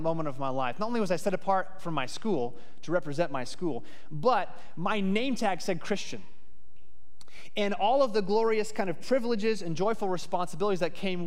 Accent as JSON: {"language": "English", "town": "Phoenix", "region": "Arizona", "country": "United States", "tie": "born or raised there", "said": "I grew up in Phoenix, Arizona."}